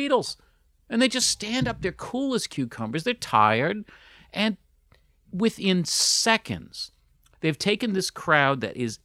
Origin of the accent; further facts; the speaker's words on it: United States; as an American kid